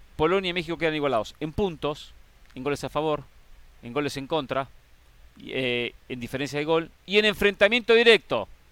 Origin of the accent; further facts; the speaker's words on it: Argentina; como argentino